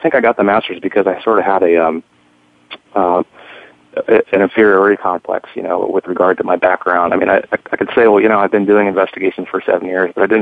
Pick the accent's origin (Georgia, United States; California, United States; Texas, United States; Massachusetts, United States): California, United States; San Francisco; moved away; I was born in San Francisco and I grew up